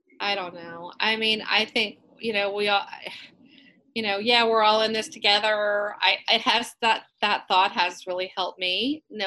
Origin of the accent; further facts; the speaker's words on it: Western Maryland, United States; moved away as an adult; now in Georgia, United States; I grew up in Maryland, in Western Maryland, and I moved here in 1974 and went to college here